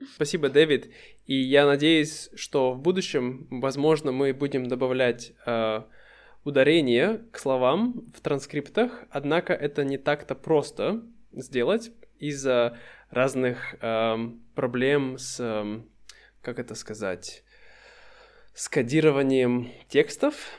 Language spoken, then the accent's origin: Russian; Russia; moved away; То есть это мой дом, мой родной город. И сколько бы я ни находился за пределами России, я всегда чувствую, что для меня это дом.